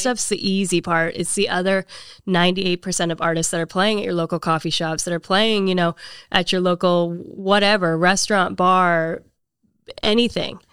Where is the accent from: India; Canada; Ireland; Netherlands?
Canada; now in Nashville, United States; I am originally from Canada, moved here ten years ago